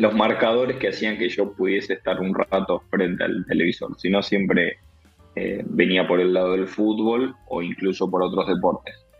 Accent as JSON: {"language": "Spanish", "town": "Armstrong", "region": "Santa Fe", "country": "Argentina", "tie": "born or raised there", "said": "soy de un pueblo muy, muy chiquito, de, de Armstrong, de la provincia de Santa Fe"}